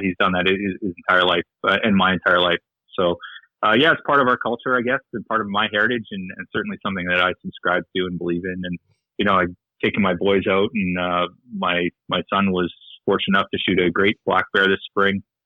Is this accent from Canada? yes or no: yes; north of Medicine Hat, Alberta, Canada; now in Victoria, Canada; north of Medicine Hat, uh, farming, small farming community. Grew up on a farm